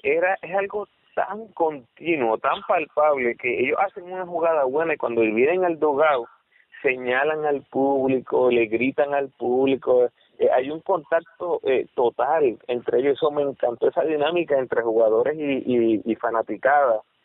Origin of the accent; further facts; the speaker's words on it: Puerto Rico; uno como puertorriqueño